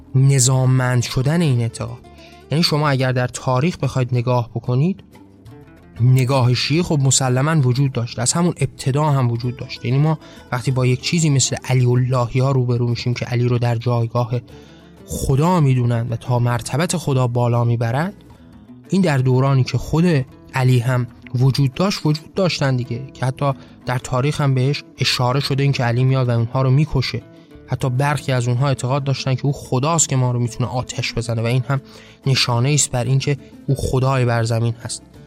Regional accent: Iran; ما به عنوان هایی که در این کشور زاده شدیم

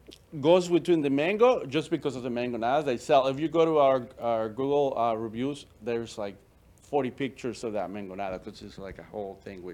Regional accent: Chicago, Illinois, United States; moved away as an adult; also born or lived in Veracruz, Mexico; I grew up in Chicago

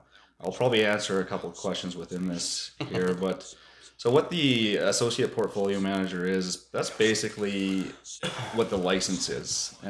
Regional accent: Campbell River, British Columbia, Canada; also born or lived in Williams Lake; But I certainly consider Campbell River my hometown, and now I have a beautiful wife and two wonderful boys that we are raising in Campbell River.

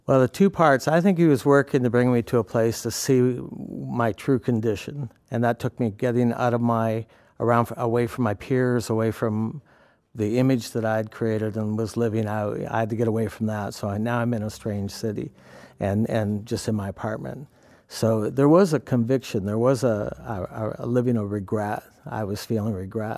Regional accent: Canada; also born or lived in New York; now in Penn Yan, United States; I grew up in Canada

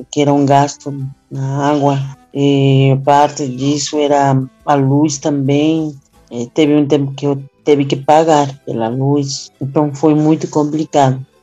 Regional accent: Bolivia; Portuguese is a second language; moved away as an adult; now in Brazil; Eu sou formada em Ciências da Educação da, na Universidade Maior de São Andrés, eh, mas teve que sair por questões pessoais, teve que sair do meu país para vir aqui no Brasil, que era mais pertinho, né?

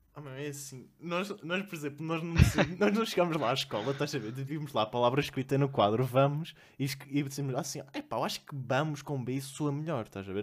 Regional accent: Vila Real, Norte, Portugal; accent: nortenho; now in Lisbon, Portugal; eu venho de Vila Real.

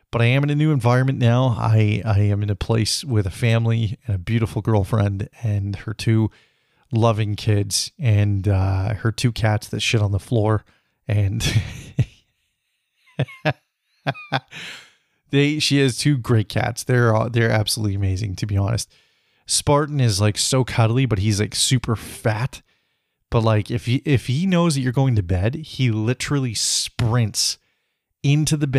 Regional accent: British Columbia, Canada; living back in my hometown, or my home province, at least, of British Columbia

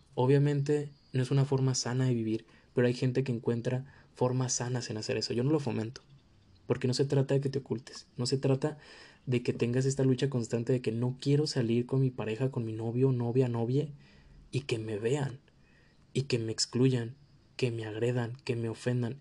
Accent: Mexico; esto lo digo completamente como mexicano porque vivimos en una cultura donde las familias tienen un peso súper importante

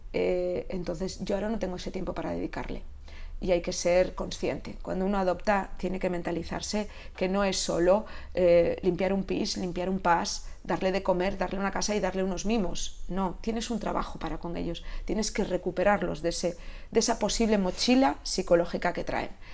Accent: Catalonia, Spain; moved away as an adult; now in Galicia, Spain; tengo mi, corazón eh, catalán de haber nacido y criado allí, criado allí

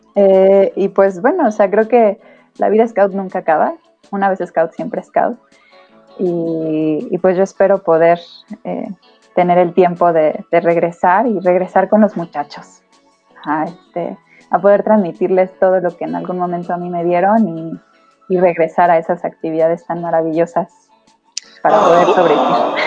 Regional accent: State of Mexico, Mexico; yo soy del Estado de México, entonces yo comencé mi vida scout en el grupo 87 en Aucalpan, en el Cerro de Moctezuma

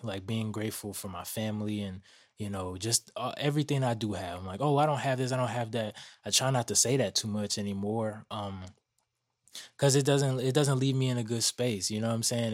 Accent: Atlanta, Georgia, United States; growing up in Atlanta

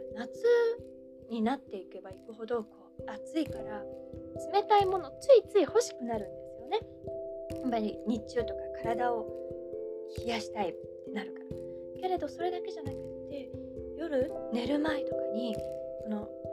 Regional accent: Kansai, Japan; 関西育ちの私

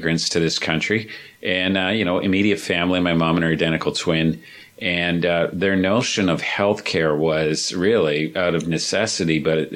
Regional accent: Ontario, Canada; I'm from Ontario

